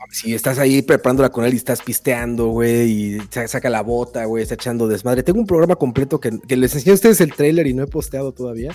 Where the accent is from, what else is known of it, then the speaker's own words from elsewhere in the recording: Mexico; moved away; vengo de México